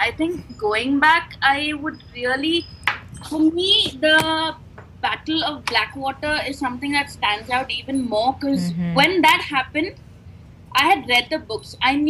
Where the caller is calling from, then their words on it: India; from India.